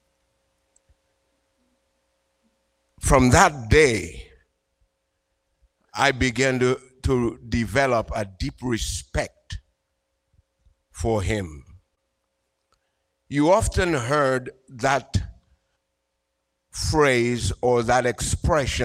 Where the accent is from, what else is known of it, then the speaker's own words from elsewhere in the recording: Dominica; also born or lived in Antigua; now in Boston, United States; Originally, I'm from Dominica in the Caribbean